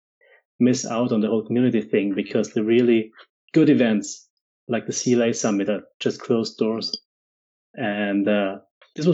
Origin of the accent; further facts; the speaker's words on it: Austria; now in Germany; I'm an Austrian living in Germany